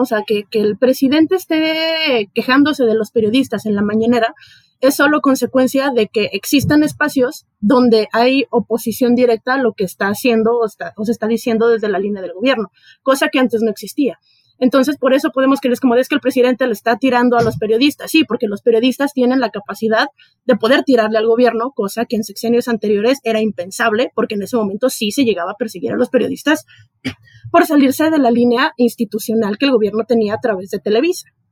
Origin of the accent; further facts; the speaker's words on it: Ciudad Juárez, Chihuahua, Mexico; now in Mexico City, Mexico; Yo soy de Ciudad Juárez